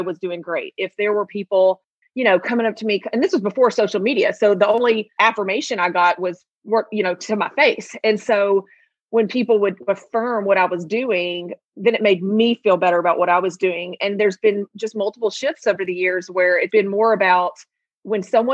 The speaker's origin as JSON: {"language": "English", "town": "Memphis", "region": "Tennessee", "country": "United States", "tie": "born or raised there", "said": "I'm from Memphis, born and raised in Memphis."}